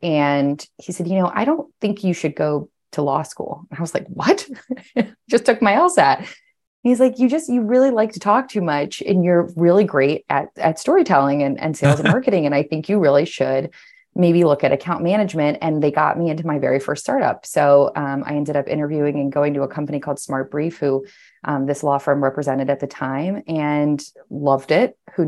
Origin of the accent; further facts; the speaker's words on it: Washington, District of Columbia, United States; It was an awesome place to grow up. I grew up right outside of Capitol Hill, so literally within view of the Capitol, and I loved the city.